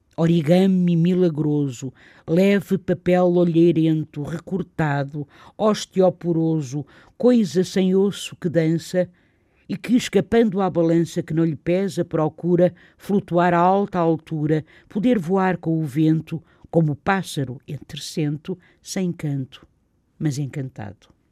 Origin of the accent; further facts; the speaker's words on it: the North, Norte, Portugal; eu sou daqui do Norte